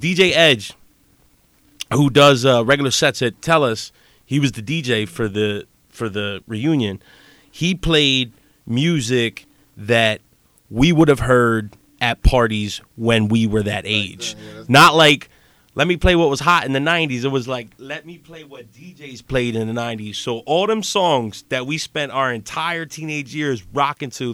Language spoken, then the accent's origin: English; Lancaster, Pennsylvania, United States; we come from Lancaster City. We went to this school.